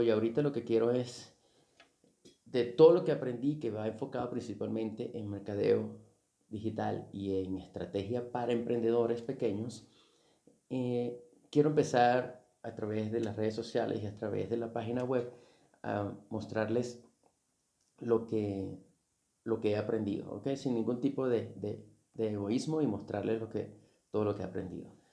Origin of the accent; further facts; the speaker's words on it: Venezuela; con solo 16 años de edad, tuve que dejar mi ciudad natal para para mudarme a otra ciudad dentro de, dentro de Venezuela.